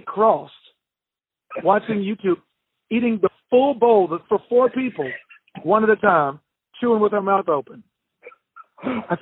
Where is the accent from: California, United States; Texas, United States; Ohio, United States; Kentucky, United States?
Texas, United States; Bangs; I grew up in Bangs, Texas, small town of 1,100 people, and it's central Texas.